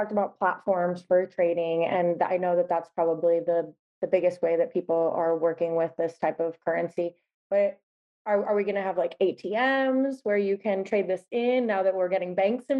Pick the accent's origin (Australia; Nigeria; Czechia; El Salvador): El Salvador; moved away; I grew up in El Salvador for 8 years.